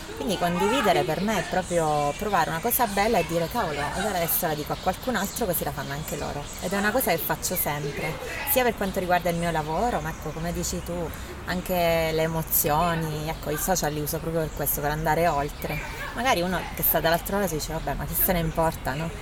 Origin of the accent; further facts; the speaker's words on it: Teramo, Abruzzo, Italy; sono nata a Teramo